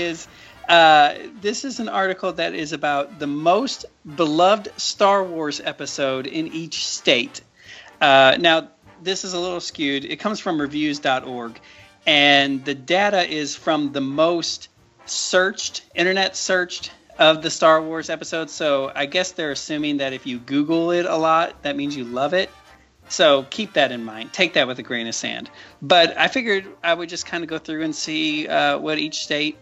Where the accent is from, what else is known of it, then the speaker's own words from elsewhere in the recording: Missouri, United States; I'm from Missouri